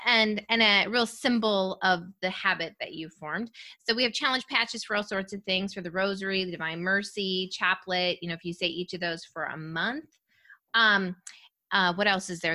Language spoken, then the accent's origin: English; rural Minnesota, United States; I'm from rural Minnesota